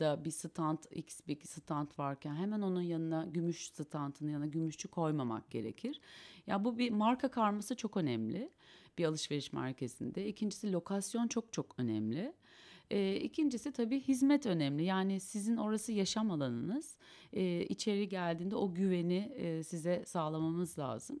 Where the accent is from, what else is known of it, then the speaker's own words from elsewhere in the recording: Kayseri Province, Turkey; also born or lived in Eskişehir; now in Istanbul, Turkey; ben Kayseriliyim